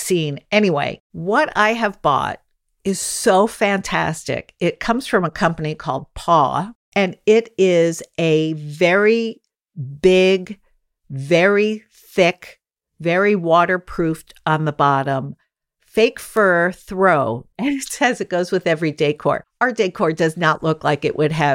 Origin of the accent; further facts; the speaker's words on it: New York City, New York, United States; a lot of us who grew up here at that time do know one another